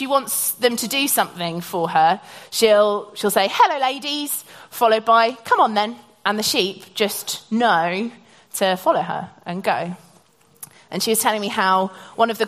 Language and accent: English; Norfolk, East of England, United Kingdom; I grew up in Norfolk